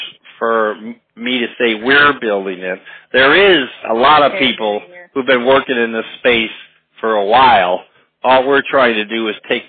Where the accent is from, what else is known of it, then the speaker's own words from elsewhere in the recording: Chicago, Illinois, United States; I grew up in Chicago in 1968, the big year of the Grant Park riots. I was only 12 years old